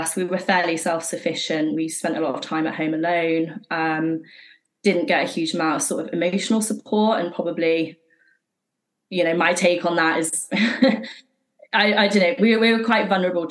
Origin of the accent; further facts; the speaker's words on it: Worcestershire, West Midlands, United Kingdom; also born or lived in Shropshire / Streatham, London; now in London, United Kingdom; We moved from Shropshire to Worcestershire, and she moved her new partner into our house very quickly. So this was when I was sort of six